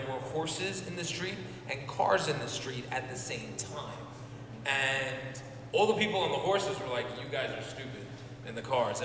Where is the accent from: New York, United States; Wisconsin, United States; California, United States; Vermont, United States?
New York, United States; moved away as an adult; now in Puerto Rico; I come from New York where it's really diverse